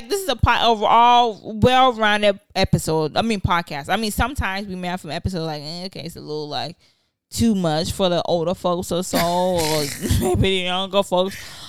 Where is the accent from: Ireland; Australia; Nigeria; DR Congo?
Nigeria; It's like, as a Nigerian, because being a parent, I realize how Nigerian I am.